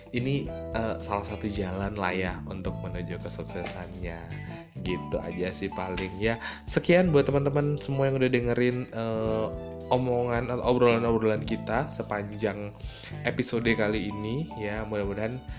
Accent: North Sumatra, Indonesia; accent: Javanese Medan; moved away as an adult; now in Medan, Indonesia; aku anak daerah yang merantau ke Medan jadi daerah asli aku itu kalau naik kereta api itu perjalanannya dari Medan ke kabupaten kota itu sekitar 6 jam

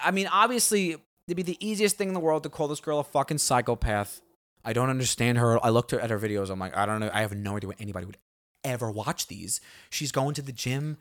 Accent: New York City, New York, United States; moved away; growing up in Staten Island

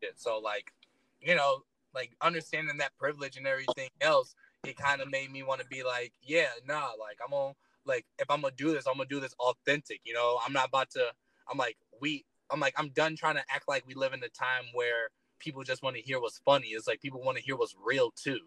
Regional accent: Detroit, Michigan, United States; moved away as an adult; now in Colorado, United States; I grew up in Detroit, Michigan.

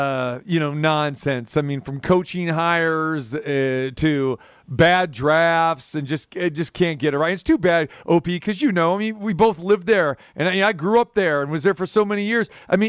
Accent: Sacramento, California, United States; moved away; back when I was in Sactown, my hometown.

